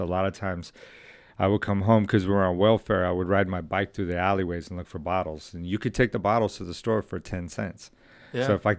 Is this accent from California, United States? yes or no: yes; Los Angeles, California, United States; I'm from South LA. I was born in San Pedro, the Dro, up on Signal Hill.